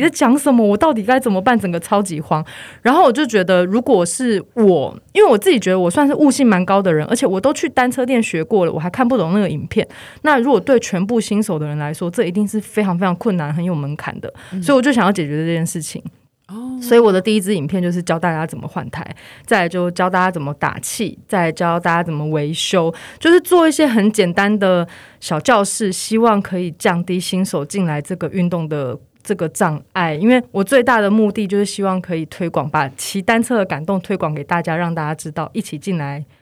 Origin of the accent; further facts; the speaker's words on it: Taichung, Taiwan; now in Taipei, Taiwan; 我是台中人